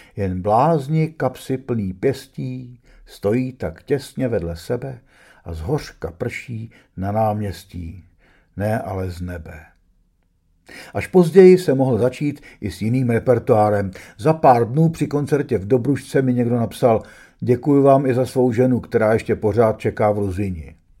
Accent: Prague, Czechia; Když mi bylo 16, byl jsem dost starý na to, abych chápal, co ruský tank před naším domem znamená, ale ne natolik starý, aby mi matka dovolila jít na Václavák

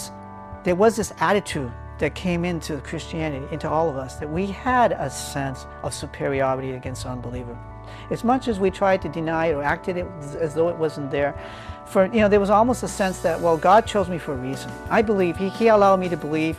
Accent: New Hampshire, United States; now in Texas, United States; We're from New Hampshire.

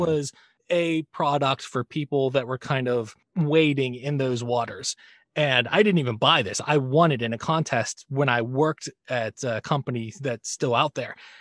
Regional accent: United States; as an American male that was born in the seventies

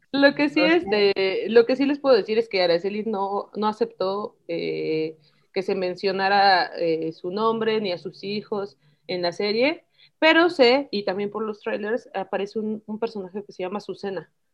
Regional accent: Mexico; nosotros mismos como mexicanos

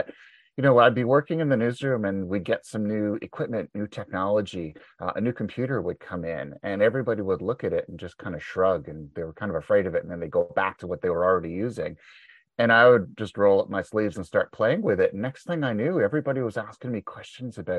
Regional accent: Montreal, Quebec, Canada; moved away as an adult; now in Ontario, Canada; I was born and raised in Montreal. But I live in Ontario now. I've been here for about 25 years.

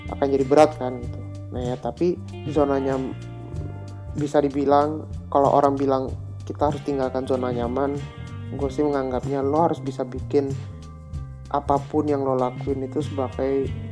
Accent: Indonesia; moved away as an adult; now in Germany; pulang ke Indo

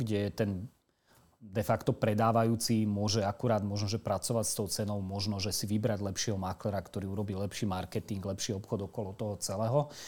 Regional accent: Slovakia; my nie sme racionálni kupujúci a nielen my Slováci

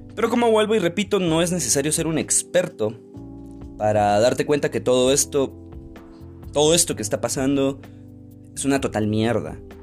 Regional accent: Guatemala; como guatemaltecos

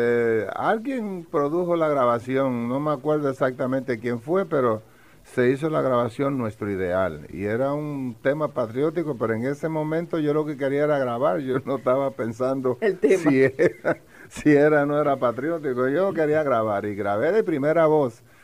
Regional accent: Villalba, Puerto Rico; De Villalba

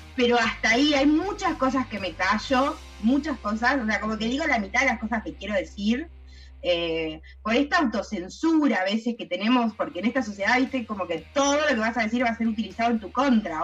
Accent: Tucumán, Argentina; moved away; also born or lived in United States; yo soy de Tucumán

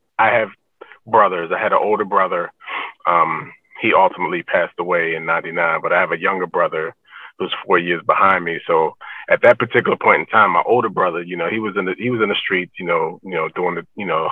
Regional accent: Annapolis, Maryland, United States; I grew up in Annapolis, Maryland

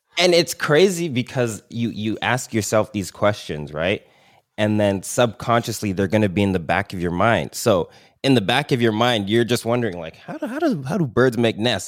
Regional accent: Milton, Ontario, Canada; I grew up in Milton

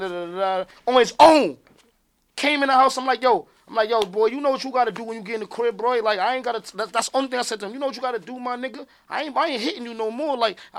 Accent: Chicago, Illinois, United States; I'm from Chicago, G, it's real out there, it's real.

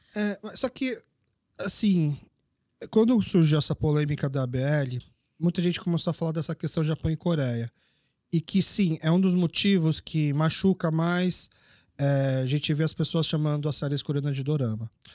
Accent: Brazil; sou brasileiro. Mas meus pais são coreanos

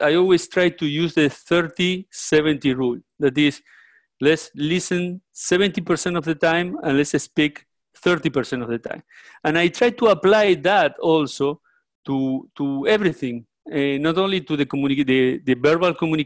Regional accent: Uruguay; moved away as an adult; also born or lived in Mexico; now in Florida, United States; I am Uruguayan. I was born in Uruguay, South America.

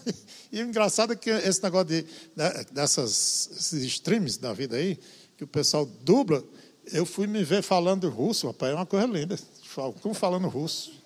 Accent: interior of Ceará, Brazil; eu como nordestino

